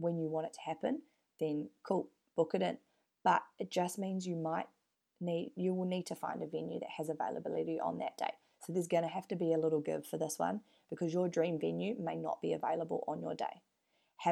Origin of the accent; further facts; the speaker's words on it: New Zealand; now in Perth, Australia; I'm from New Zealand